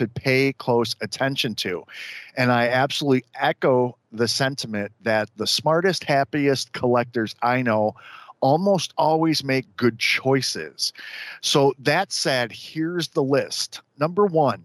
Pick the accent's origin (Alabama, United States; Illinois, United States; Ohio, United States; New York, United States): Illinois, United States; Chicago; I'm from Chicago